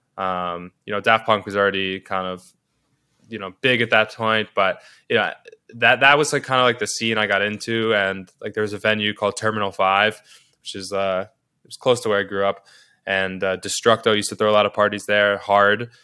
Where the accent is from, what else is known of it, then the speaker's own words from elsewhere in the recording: New York City, New York, United States; I can't speak to growing up anywhere else 'cause this is where I grew up